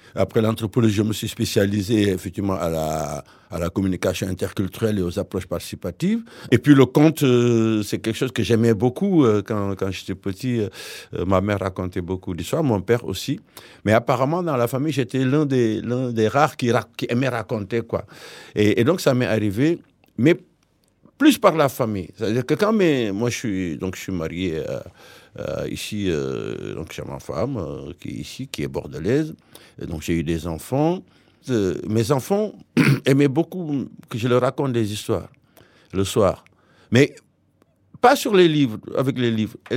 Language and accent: French; Saint-Louis, Senegal; moved away as an adult; also born or lived in Tivaouane, Senegal; now in Bègles, France; je suis né à Saint-Louis, Sénégal, mais mes parents euh, sont installés définitivement à Tuawan, à près de 80 km de Dakar